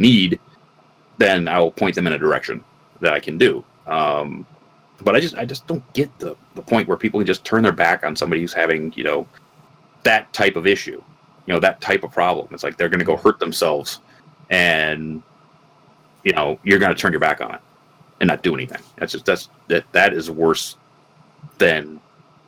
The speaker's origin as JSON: {"language": "English", "region": "Michigan", "country": "United States", "tie": "born or raised there", "said": "I grew up in the Midwest, you know, Michigan, and most in a very small rural town"}